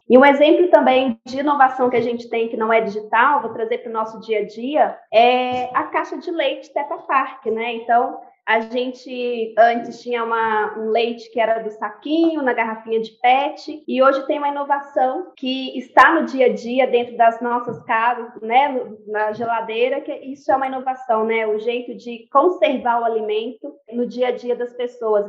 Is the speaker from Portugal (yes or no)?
no; Itabirito, Minas Gerais, Brazil; sou mineira de Tabirito